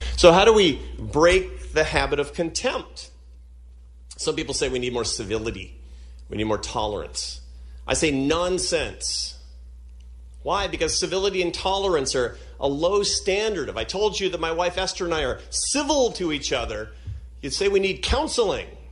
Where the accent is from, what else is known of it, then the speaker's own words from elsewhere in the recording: Seattle, Washington, United States; Seattle. Why? Because it's my hometown